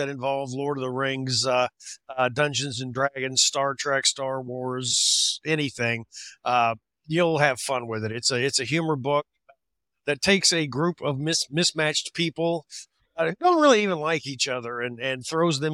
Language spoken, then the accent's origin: English; Missouri, United States; I grew up in Missouri on a farm.